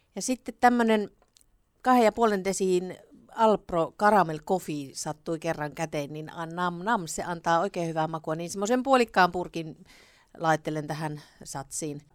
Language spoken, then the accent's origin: Finnish; Savonia, Finland; also born or lived in Greece; now in Kuopio, Finland; olen ihan oikea savolainen